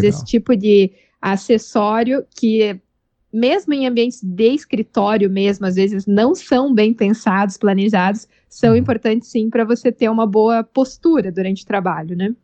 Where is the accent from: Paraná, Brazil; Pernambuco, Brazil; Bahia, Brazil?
Paraná, Brazil; Curitiba; also born or lived in Denmark / Portugal; Sou de Curitiba e trabalho aqui